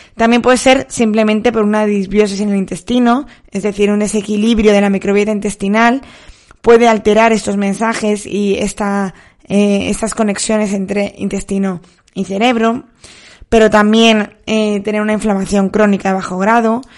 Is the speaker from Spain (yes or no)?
yes; Soria, Castile and León, Spain; la piscina de mi pueblo está muy fría. Llevo bañándome allí, pues, 32 años que tengo